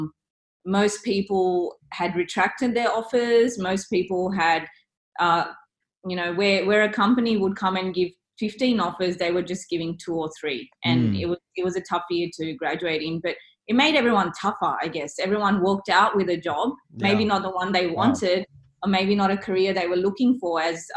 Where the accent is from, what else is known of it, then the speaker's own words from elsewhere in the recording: Sydney, New South Wales, Australia; I grew up in Sydney from kindergarten